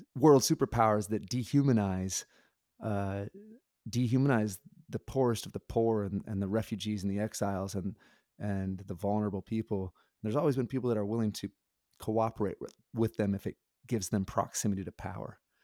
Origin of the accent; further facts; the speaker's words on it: Nebraska, United States; I grew up in Nebraska